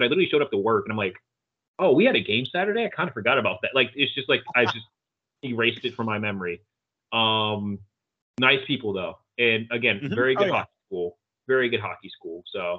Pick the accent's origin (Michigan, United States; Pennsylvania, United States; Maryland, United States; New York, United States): Maryland, United States; we grew up in Maryland